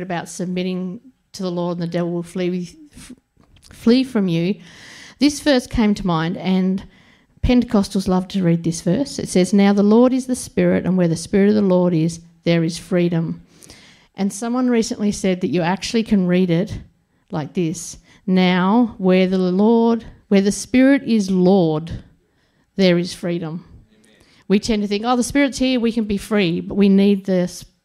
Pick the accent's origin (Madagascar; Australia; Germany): Australia; Tasmania; now in Sydney, Australia; We grew up on the little island at the bottom of Australia called Tasmania